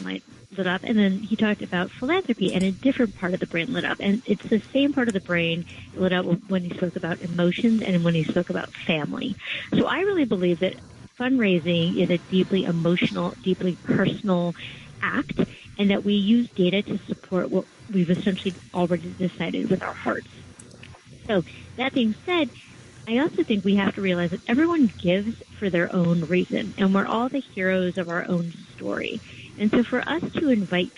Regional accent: West Coast, United States; now in New York, United States; I'm originally from the West Coast

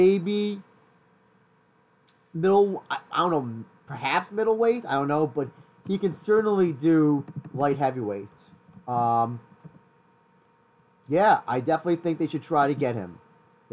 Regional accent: New York, United States; I'm not from New Jersey, Christian. I've never been from New Jersey. New York

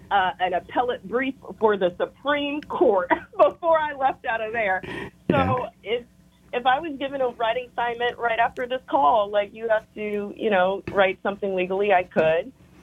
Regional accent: Memphis, Tennessee, United States; Well, I'm from Memphis, so I've lived in all these other places, but my ancestral home is Memphis.

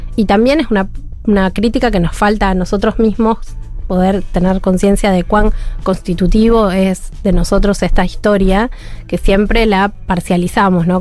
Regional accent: Argentina; como buena argentina

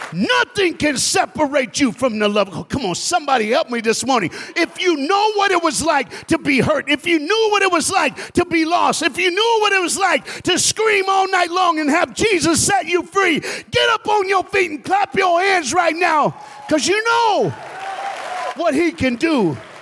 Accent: Tennessee, United States; also born or lived in Dallas, Texas; now in South Florida, United States; I'm from the South. I was born and raised in Tennessee

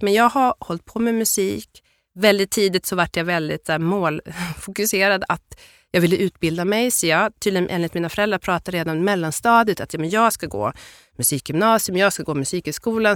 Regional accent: Byske, Västerbotten County, Sweden; also born or lived in Addis Ababa, Ethiopia; Jag är uppvuxen i ett, ett ställe som heter Byske som ligger mellan Skellefteå och Pite i Västerbotten.

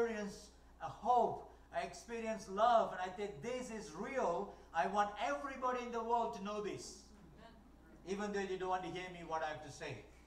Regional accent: Malaysia; first language Tamil; English is a second language; moved away; I was born in Malaysia. My parents are Malaysian. They born there

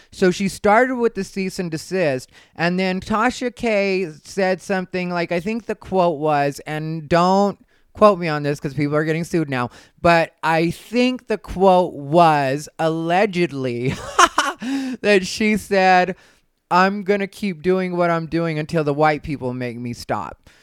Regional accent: Arizona, United States; I'm from Arizona

